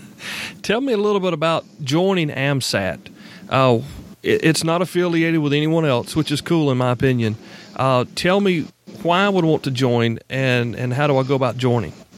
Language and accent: English; South Carolina, United States; I'm from South Carolina